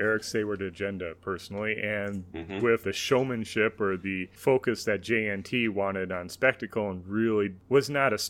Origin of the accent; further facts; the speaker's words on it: United States; speaking from an American perspective, it definitely is very English.